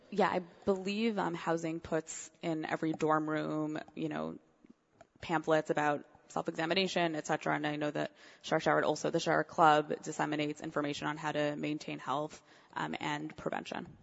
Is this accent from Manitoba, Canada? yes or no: no; Montreal, Quebec, Canada; also born or lived in Cincinnati; now in New York, United States; originally, actually, I'm from Montreal. My father lives in Montreal. My mom lives in Cincinnati.